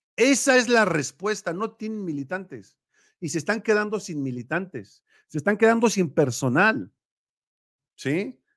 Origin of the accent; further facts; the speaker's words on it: Mexico; nosotros somos mexicanos